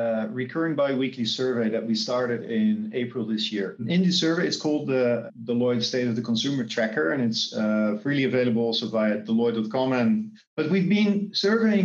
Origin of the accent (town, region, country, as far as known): Netherlands; now in Singapore